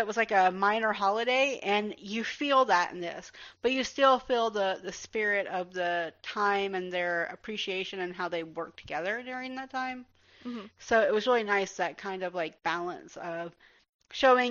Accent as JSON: {"language": "English", "town": "Atlanta", "region": "Georgia", "country": "United States", "tie": "born or raised there", "said": "I grew up in Druid Hills"}